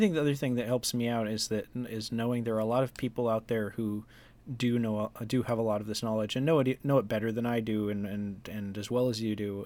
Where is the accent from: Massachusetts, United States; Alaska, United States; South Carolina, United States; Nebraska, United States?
Alaska, United States; Juneau; growing up in Juneau, K High was our, like, arch rival